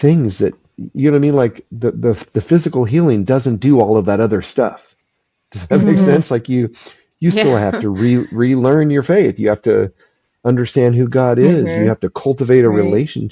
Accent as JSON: {"language": "English", "town": "Phoenix", "region": "Arizona", "country": "United States", "tie": "born or raised there", "said": "we moved from Phoenix up to the mountains in Northern Arizona"}